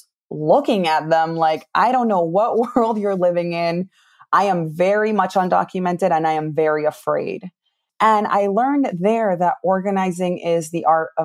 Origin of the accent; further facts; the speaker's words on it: New Milford, Connecticut, United States; English is a second language; also born or lived in Peru; my family decided to move here when I was 10 years old. And I grew up in Connecticut, in New Milford, Connecticut